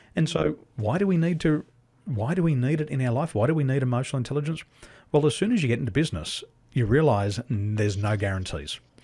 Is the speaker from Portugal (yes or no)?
no; Australia; moved away as an adult; also born or lived in Dubai / Taiwan; being an Aussie, we live on a big island, but we're a small community